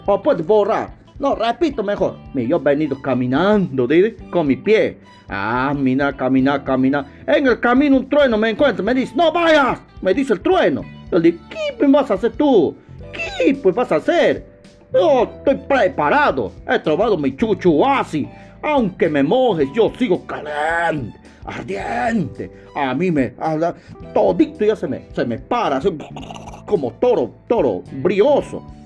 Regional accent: Peru; en mi país, por ejemplo, tenemos tres regiones naturales. La costa, ¿no? La sierra y la selva

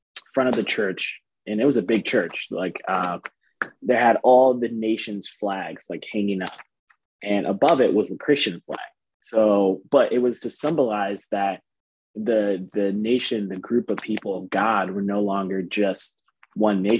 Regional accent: East Lansing, Michigan, United States; now in Fort Wayne, United States; Growing up, I'm not from Fort Wayne, so I'm from Lansing, Michigan, East Lansing area.

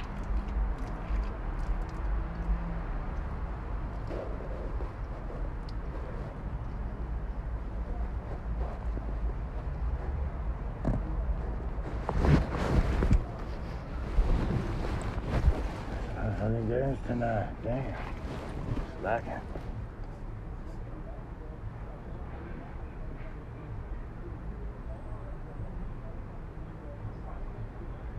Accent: Glendale, California, United States; I grew up in Glendale. I was born out there

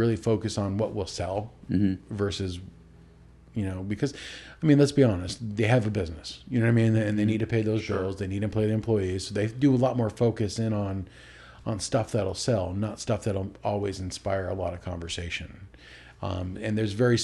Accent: Alaska, United States; moved away as an adult; also born or lived in Utah; growing up in Alaska for the first 19 years of your life

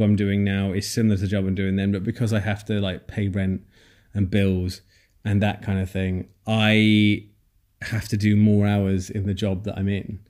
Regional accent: Nottingham, East Midlands, United Kingdom; moved away as an adult; now in Bournemouth, United Kingdom; I moved to Bournemouth, which is where I am now from Nottingham, where I'm from

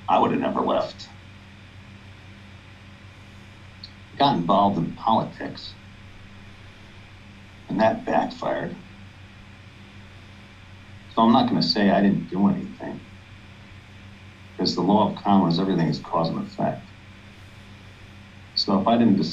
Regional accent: New York, United States; I'm from New York

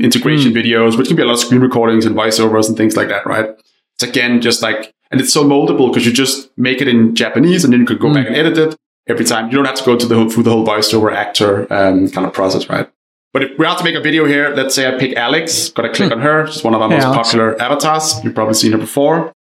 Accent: Denmark; English is a second language; moved away; I'm Danish originally, for anyone wondering where my accent is from

